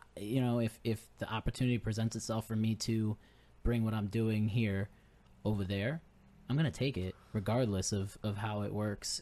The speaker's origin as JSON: {"language": "English", "town": "Naugatuck", "region": "Connecticut", "country": "United States", "tie": "born or raised there", "moved": "yes", "lives_now": "Groton, United States", "said": "I'm from Naugatuck"}